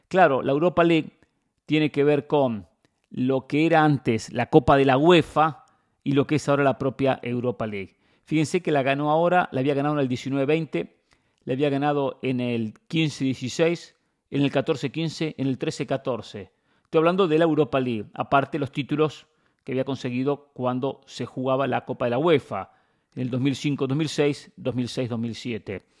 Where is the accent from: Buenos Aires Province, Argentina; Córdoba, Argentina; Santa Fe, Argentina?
Buenos Aires Province, Argentina; Mar del Plata; moved away; cuando iba a Mar del Plata, que es mi ciudad natal